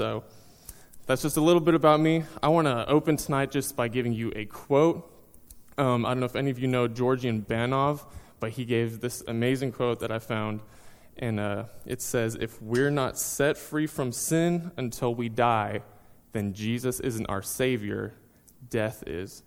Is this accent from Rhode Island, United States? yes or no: no; Seminole, Texas, United States; moved away as an adult; also born or lived in Tulsa, Oklahoma; now in North Carolina, United States; I was born and raised in Texas, went all through high school in a small town called Seminole.